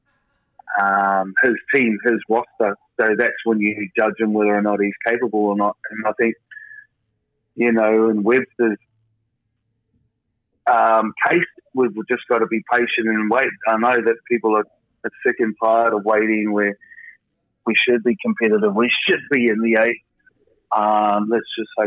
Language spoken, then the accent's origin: English; New Zealand; moved away